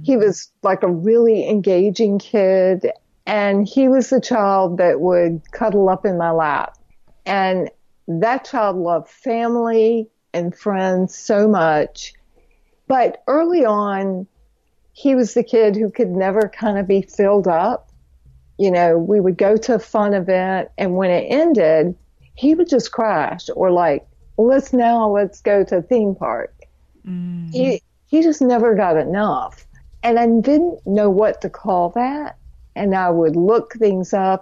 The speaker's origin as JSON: {"language": "English", "town": "Fayetteville", "region": "North Carolina", "country": "United States", "accent": "North Carolina", "moved": "yes", "said": "I'm originally from Fayetteville, North Carolina"}